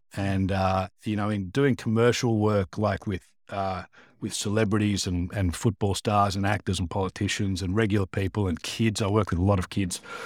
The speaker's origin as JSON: {"language": "English", "town": "Sydney", "region": "New South Wales", "country": "Australia", "tie": "born or raised there", "said": "born and bred in Sydney, uh, and, uh, I grew up in, uh, Pennant Hills in the northwest"}